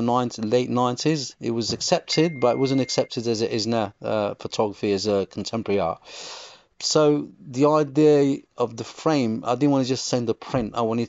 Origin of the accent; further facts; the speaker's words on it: England, United Kingdom; I think all my influences between the two lands, between Morocco and growing up in England.